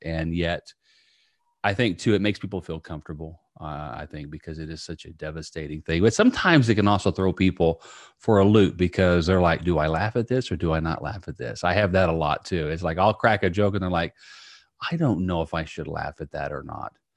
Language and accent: English; Indiana, United States; now in Tampa, United States; growing up in a small town in Indiana, I now live in Tampa, Florida